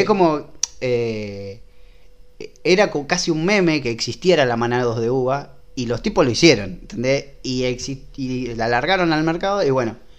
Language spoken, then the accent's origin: Spanish; Rosario, Santa Fe, Argentina; somos de Rosario.